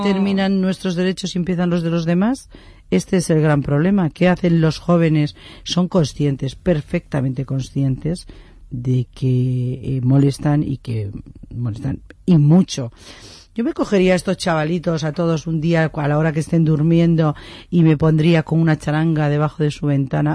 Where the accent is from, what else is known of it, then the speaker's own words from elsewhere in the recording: Madrid, Community of Madrid, Spain; yo soy de Madrid